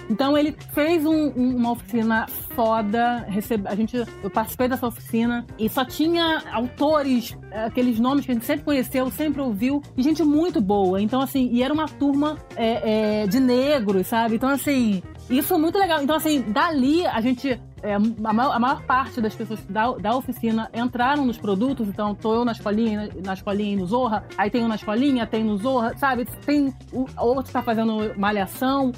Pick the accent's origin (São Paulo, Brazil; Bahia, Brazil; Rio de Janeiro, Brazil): Rio de Janeiro, Brazil; eu sou suburbana, então, assim, eu não sou da Zona Sul do Rio de Janeiro